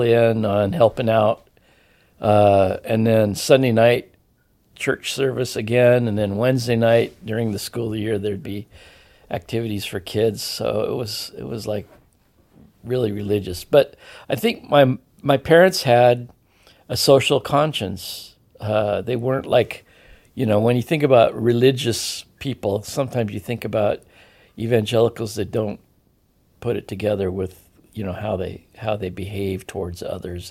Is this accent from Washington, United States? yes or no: yes; Edmonds, Washington, United States; grew up in Lily White, Edmonds, Woodway, Washington